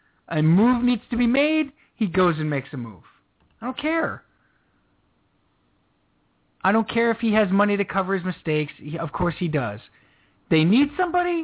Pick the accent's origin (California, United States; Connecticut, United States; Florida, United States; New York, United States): New York, United States; We're from New York